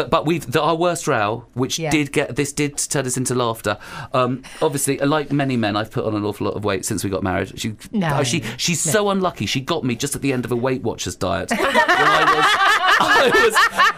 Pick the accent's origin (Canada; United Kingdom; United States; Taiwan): United Kingdom; London; I was growing up in West London